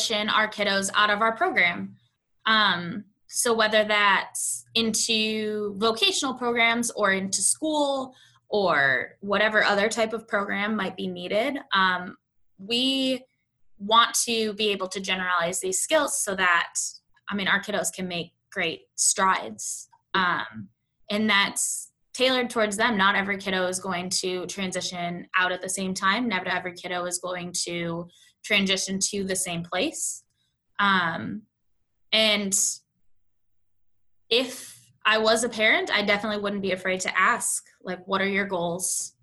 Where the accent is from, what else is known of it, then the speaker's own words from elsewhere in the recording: Buffalo, New York, United States; now in Indiana, United States; I'm from Buffalo, New York